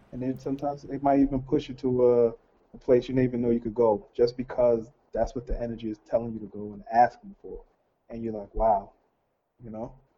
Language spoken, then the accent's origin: English; New York City, New York, United States; I'm from Brooklyn, so Flatbush exactly.